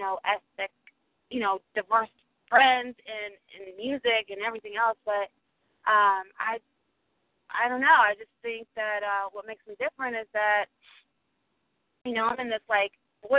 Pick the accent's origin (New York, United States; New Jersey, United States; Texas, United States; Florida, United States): New Jersey, United States; I'm originally from New Jersey, born and raised